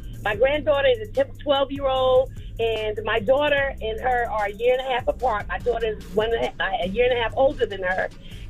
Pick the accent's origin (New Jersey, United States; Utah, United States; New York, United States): New Jersey, United States; Newark; I'm originally from Newark, New Jersey.